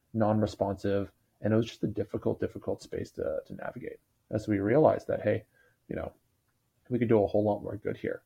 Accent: Toronto, Ontario, Canada; moved away as an adult; now in Bay Area, United States; born and raised in Toronto, so Canadian by origin. I've been living in California in the Bay Area for the last 5 or so years

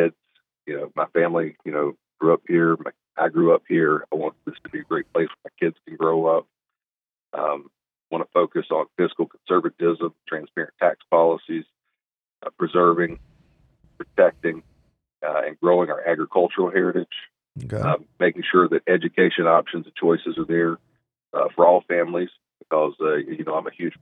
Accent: Mooresville, North Carolina, United States; Iredell County is my home. It's where I was born. Been here multiple generations

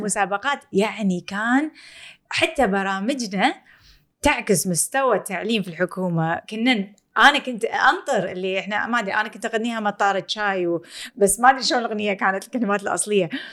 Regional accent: Kuwait; احنا بالكويت

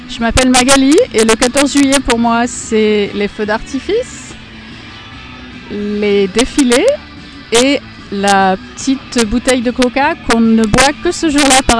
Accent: Ireland; French is a second language; je suis irlandaise

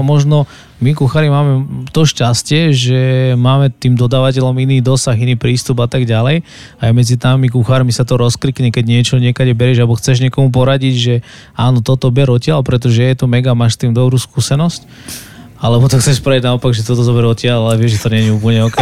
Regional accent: Závadka nad Hronom, Banská Bystrica Region, Slovakia; moved away as an adult; also born or lived in Bratislava; now in Košice, Slovakia; Potom sme sa presťahovali vlastne na, na Horehron Závadka nad Hronom, to je taká dedinka, ktorú, ktorú milujem a žijú tam moji rodičia

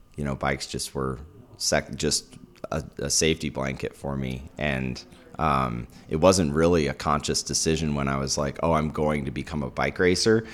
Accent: St. Louis, Missouri, United States; moved away as an adult; also born or lived in Alabama; now in Utah, United States; I grew up in St. Louis

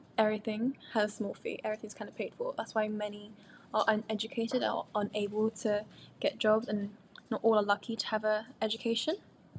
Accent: Quezon City, Metro Manila, Philippines; now in United Kingdom; I was born and raised in the Philippines for a few years in Quezon City, in the capital, while my mum worked in the UK

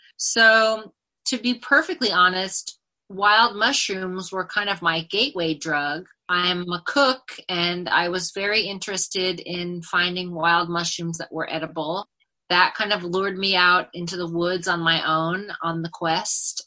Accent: Northern California, United States; also born or lived in New York City; now in Eldred, United States; I grew up in Northern California and I was surrounded by the redwood forest and lived near the ocean.

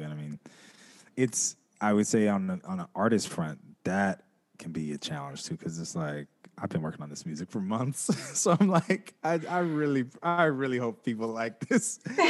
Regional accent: West Coast, United States; Like, I'm from the West Coast, so we were rocking with it for a long time.

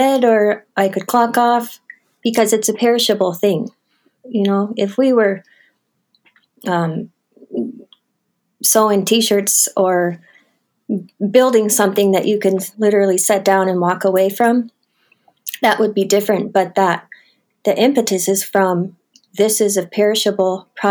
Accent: Butte, Montana, United States; where I grew up in Montana

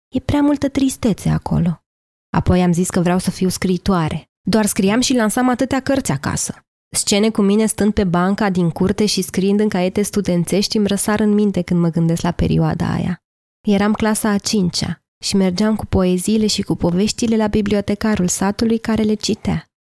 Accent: Lița, Teleorman County, Romania; also born or lived in Turnu Măgurele, Teleorman; M-am născut în turnul Măgurele, Teleorman, un oraș pe malul Dunării aproape la fel de mic cât un cartier din București. Am copilărit apoi în Lița, un sat cu o singură stradă denumită, situat pe un deal

